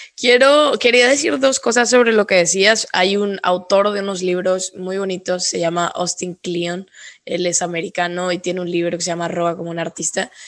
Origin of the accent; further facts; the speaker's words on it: northern Mexico, Mexico; now in Mexico City, Mexico; sí soy mexicana, pero al final Día de Muertos nunca fue algo con lo que yo crecí